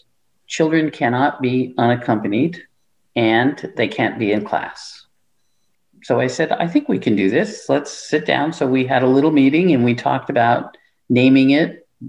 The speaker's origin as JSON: {"language": "English", "town": "Ravenna", "region": "Nebraska", "country": "United States", "said": "I'm from Ravenna, Nebraska. I wanted to come to the city, but I didn't want to be in, you know, I wanted to be in a smaller place."}